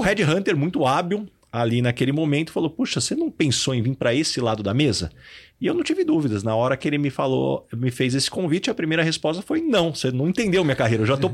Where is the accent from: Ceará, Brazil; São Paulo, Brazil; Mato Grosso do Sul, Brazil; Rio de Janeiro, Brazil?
São Paulo, Brazil; São José do Rio Preto; moved away as an adult; now in São Paulo, Brazil; Eu sou de São José do Rio Preto